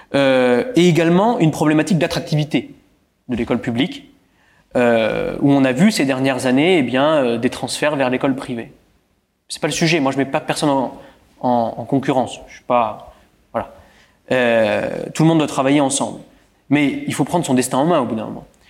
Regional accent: Bouzonville, Grand Est, France; je suis un Bouzonvillois. J'ai été élevé à Bouzonville

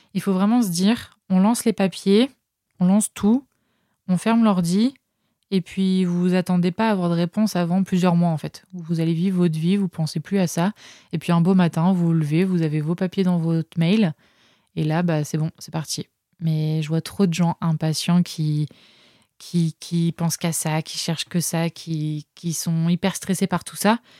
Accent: France; moved away as an adult; also born or lived in Montreal, Canada; mon retour en France

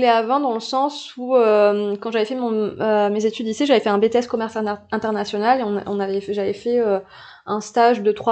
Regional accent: New Caledonia; je suis née en Calédonie, donc euh, calédonienne et puis euh, calédonienne de plusieurs plusieurs générations.

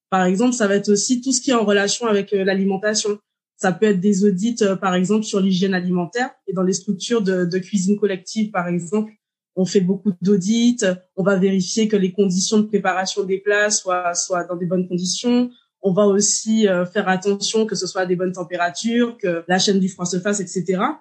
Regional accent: Martinique; j'ai 36 ans, je suis martiniquaise

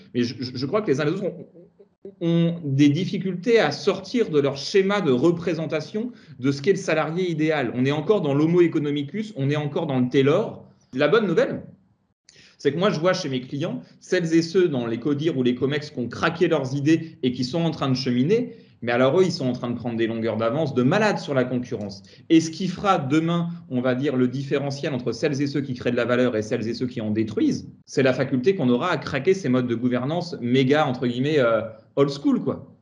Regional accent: Tours, Centre-Val de Loire, France; moved away as an adult; also born or lived in Paris region; now in Yvelines, France; Je suis un Tourangeau d'origine

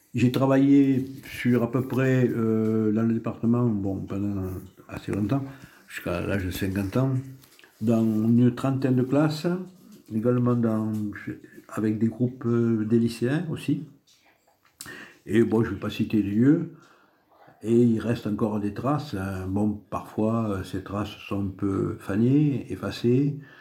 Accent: Comminges, Occitania, France; also born or lived in Tarbes; Mes origines sont essentiellement rurales. Je suis né dans le Comminges, à 150 mètres de la Garonne

